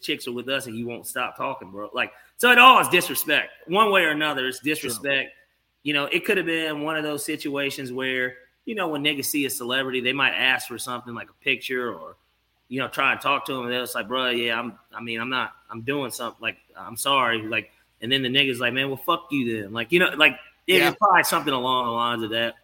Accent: Atlanta, Georgia, United States; I'm from Atlanta too

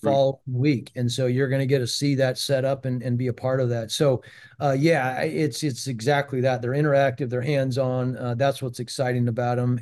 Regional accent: Prescott, Arizona, United States; moved away; I, I grew up in Prescott, Arizona, which is about ninety miles, uh, north of Phoenix.

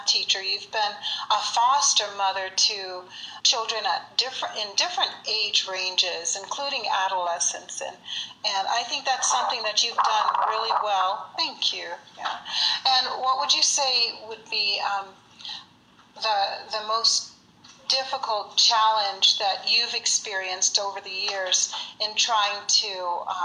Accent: Virginia, United States; moved away as an adult; now in Colorado, United States; I was raised in Virginia.

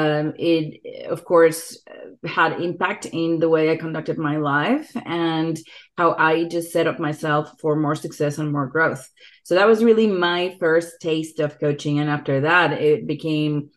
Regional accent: Mexico City, Mexico; moved away as an adult; now in San Diego, United States; I grew up in Mexico City and came to the United States about 15 years ago, maybe a little more than

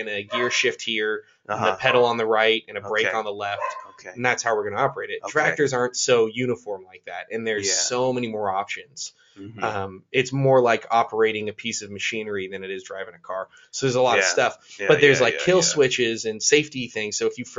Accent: Napa, California, United States; I'm from Napa.

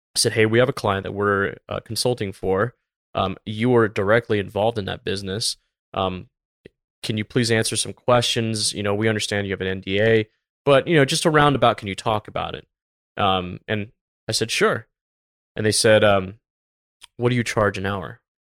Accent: Tampa, Florida, United States; I grew up in Tampa, Florida.

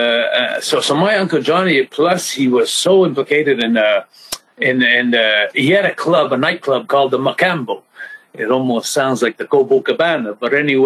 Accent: about an hour north of Montreal, Quebec, Canada; I'm really from Rodden, about an hour north of Montreal

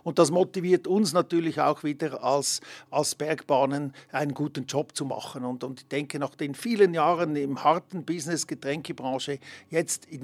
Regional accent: Emmen, Lucerne, Switzerland; now in Hergiswil, Switzerland; ich bin äh, gebürtiger Emmer, wohnhaft hier in Hergiswil im Kanton Nidwalden aktuell

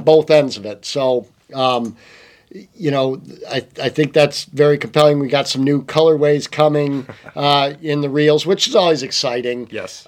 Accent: Michigan, United States; also born or lived in Montana; i am from Michigan

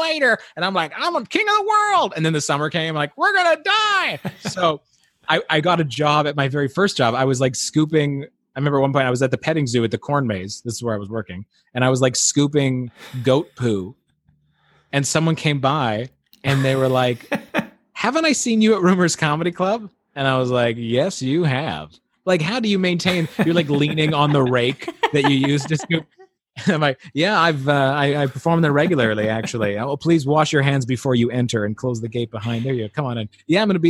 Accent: Manitoba, Canada; moved away; also born or lived in Ontario; We're from Manitoba.

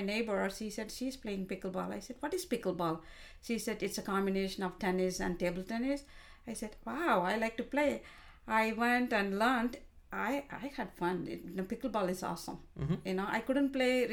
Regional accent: India; moved away as an adult; also born or lived in Ireland; now in United States; I studied in India, and I married when I was 20 years old

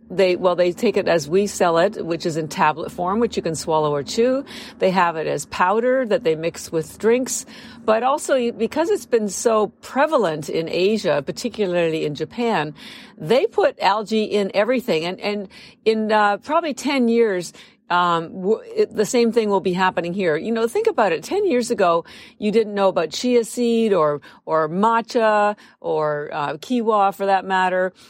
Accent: Canada; moved away as an adult; now in United States; I'm actually Canadian, but I am, I've lived in the United States for thirty-three years.

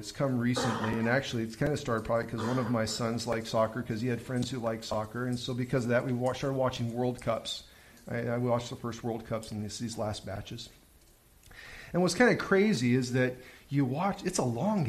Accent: United States; as an American

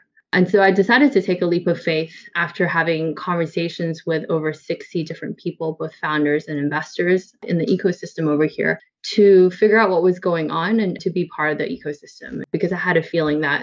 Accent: Canada; moved away; I'm actually Canadian, in case you're wondering where the accent is from

